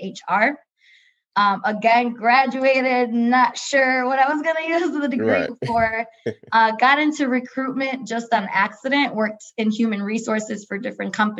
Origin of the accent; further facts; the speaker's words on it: Milwaukee, Wisconsin, United States; born and raised in Milwaukee